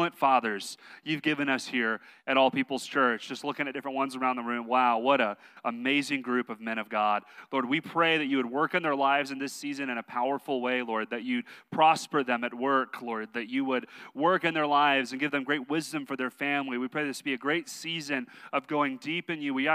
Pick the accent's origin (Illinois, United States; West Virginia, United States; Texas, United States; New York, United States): Texas, United States; I'm from Texas